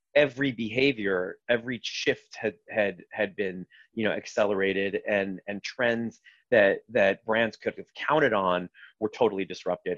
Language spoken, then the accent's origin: English; Los Angeles, California, United States; moved away as an adult; also born or lived in Israel / Boston; now in New York, United States; I grew up mostly in California. I was born in Israel, but spent uh, the better part of my, let's call them, uh, formative years in Los Angeles